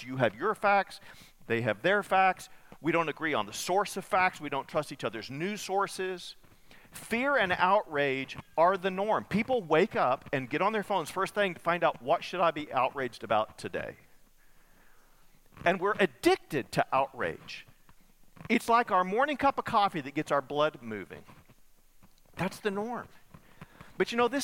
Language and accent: English; Muleshoe, Texas, United States; moved away; I grew up in Muleshoe, part of my childhood